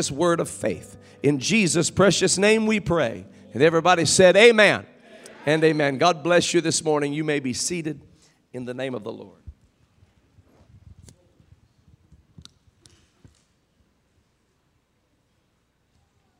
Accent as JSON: {"language": "English", "town": "Kokomo", "region": "Indiana", "country": "United States", "tie": "born or raised there", "said": "Brother Kuntzman and I grew up together in Kokomo, Indiana"}